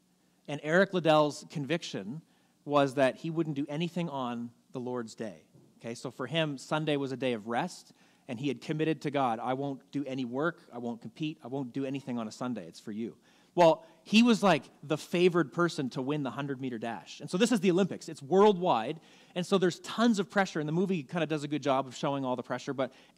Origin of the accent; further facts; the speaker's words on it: Canada; as a Canadian, if you're a Jesus follower and you really love Jesus